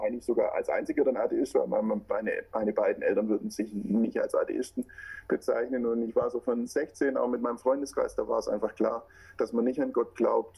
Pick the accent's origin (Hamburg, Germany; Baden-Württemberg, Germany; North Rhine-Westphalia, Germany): Baden-Württemberg, Germany; Swabia; accent: Schwäbisch; now in Stuttgart, Germany; ich wohne in Stuttgart, was man bei mir auch hört. Ähm, also das Schwäbisch kommt auf jeden Fall durch.